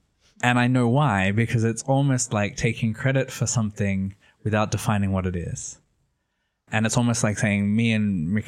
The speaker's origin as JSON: {"language": "English", "town": "Sydney", "region": "New South Wales", "country": "Australia", "tie": "born or raised there", "moved": "as an adult", "lives_now": "Italy", "said": "I'm Australian, though nobody knows from my accent. I'm from Sydney, Australia. I was born in Sydney. I lived there until I was 27, and then I moved to Italy, which has been 6 years."}